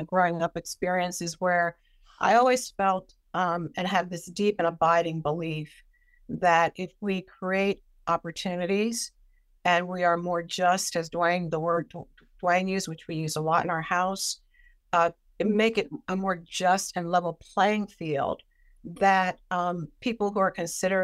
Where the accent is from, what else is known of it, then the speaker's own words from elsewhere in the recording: Philadelphia, Pennsylvania, United States; now in Boston, United States; I grew up in South Philadelphia, which at the time was a very close-knit community